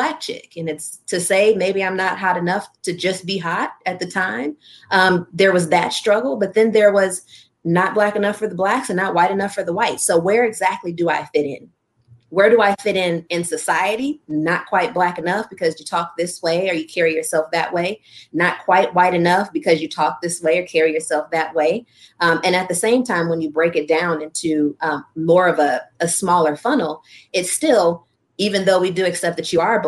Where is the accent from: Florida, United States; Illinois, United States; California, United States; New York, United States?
Illinois, United States; Chicago; also born or lived in Orland Park, Illinois; coming from Morgan Park. And so, yeah, born and raised in the Hundreds, and then you go to Sandberg in Orland Park